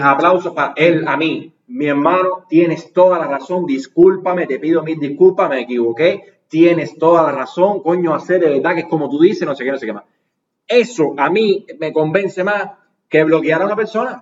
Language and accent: Spanish; Cuba; como youtuber cubano